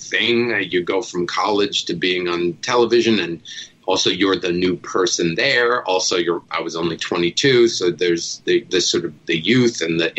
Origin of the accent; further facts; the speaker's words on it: New Jersey, United States; I grew up in Jersey